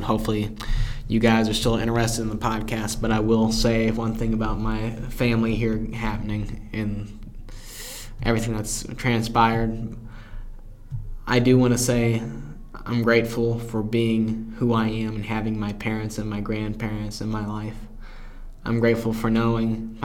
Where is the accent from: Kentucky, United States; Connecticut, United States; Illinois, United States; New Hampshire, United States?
Illinois, United States; Carbondale; he's about 20 minutes away from me in my hometown